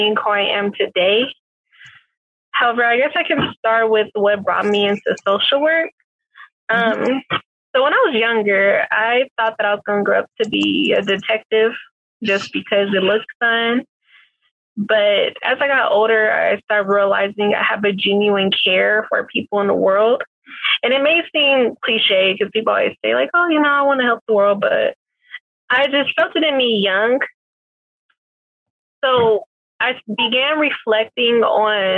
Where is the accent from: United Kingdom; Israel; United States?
United States; Richmond, California; I was commuting from Richmond to San Leandro at one point to go to school